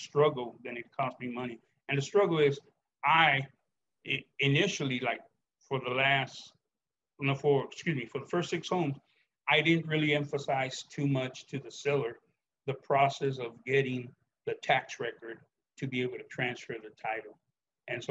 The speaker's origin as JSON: {"language": "English", "town": "Chicago", "region": "Illinois", "country": "United States", "tie": "born or raised there", "said": "a police officer long, or just growing up in Chicago"}